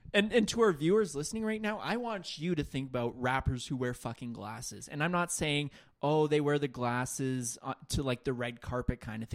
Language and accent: English; Scotland, United Kingdom; I would have been like, bro, I'm Scottish, bro.